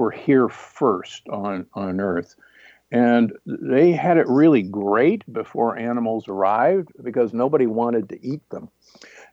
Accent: Midwest, United States; growing up in the Midwest

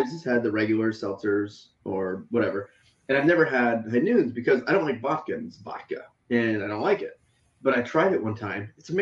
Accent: United States; as an American.

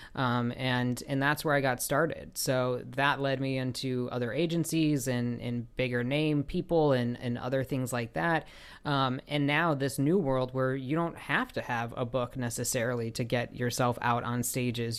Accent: Chicago, Illinois, United States; now in Los Angeles, United States; I live in Los Angeles, so that's like uh, you know, and I grew up in Chicago

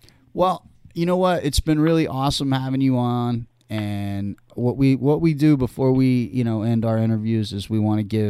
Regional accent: Northern California, United States; moved away; I grew up in Northern California

